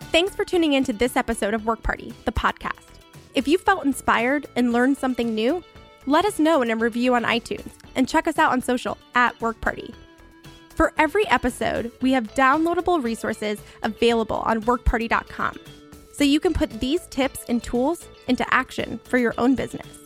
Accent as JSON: {"language": "English", "region": "Florida", "country": "United States"}